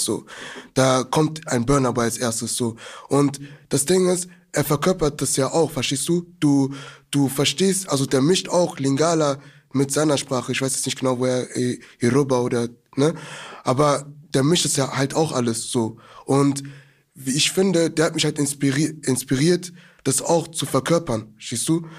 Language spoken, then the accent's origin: German; Germany; wir sind jetzt aus Deutschland